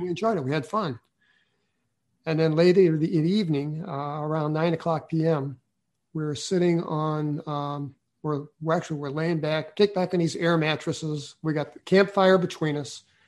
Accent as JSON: {"language": "English", "town": "St. Louis", "region": "Missouri", "country": "United States", "said": "I was from St. Louis City"}